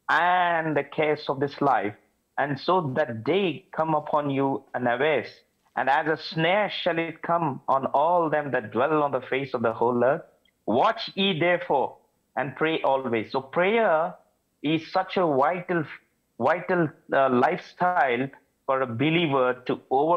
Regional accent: India; moved away as an adult; now in Saudi Arabia; I come from India.

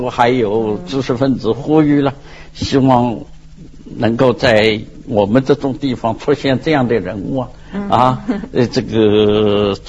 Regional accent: Ningbo, Zhejiang, China; 我也算宁波人呐

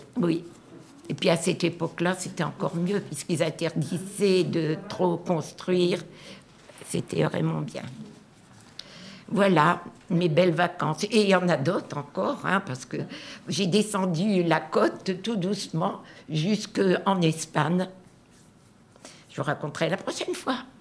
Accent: Nord-Pas-de-Calais, Hauts-de-France, France; je suis originaire du Nord-Pas-de-Calais

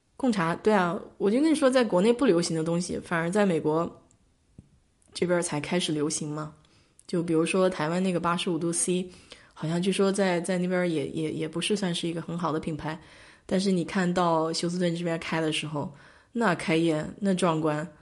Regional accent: China; moved away; 我们因为从小在中国长

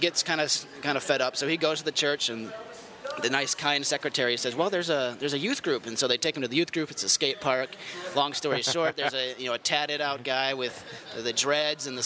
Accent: Portland, United States; We grew up in Portland

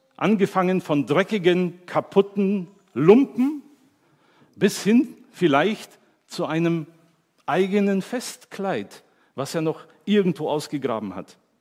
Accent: Germany; ich bin Deutscher

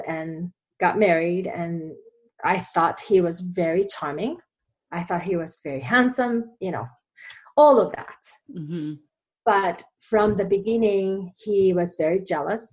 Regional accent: Japan; English is a second language; moved away as an adult; now in United States; I came from Japan many years ago now. I've been here longer than I was in Japan now. So I came here after graduating college

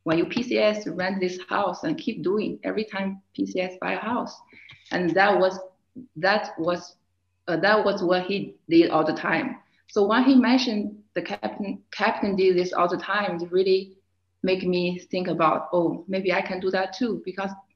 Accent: China; also born or lived in Fort Drum, New York, United States; now in Germany; I was born and raised in China. I came to the United States in 2009

